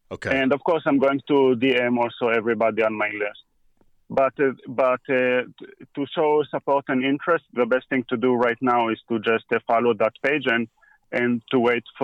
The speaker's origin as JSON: {"language": "English", "country": "Israel", "tie": "born or raised there", "also_born_or_lived": "Atlanta, Georgia, United States", "moved": "as an adult", "lives_now": "United States", "said": "So when I was one year old, my parents moved to Israel. Okay. And that's where I grew up"}